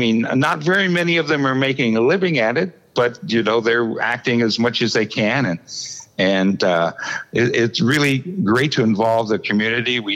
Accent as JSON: {"language": "English", "town": "Marion", "region": "Ohio", "country": "United States", "tie": "born or raised there", "moved": "yes", "said": "I grew up in Marion, Ohio"}